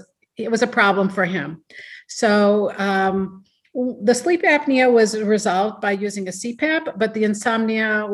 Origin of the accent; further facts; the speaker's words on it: Ohio, United States; also born or lived in Seattle, Washington; now in Madison, United States; I was born in Seattle, Washington, but I was raised and educated in Ohio